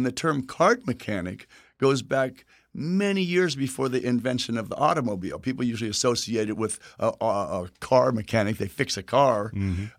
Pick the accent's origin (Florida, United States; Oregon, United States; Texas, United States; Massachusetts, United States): Texas, United States; where I'm from Texas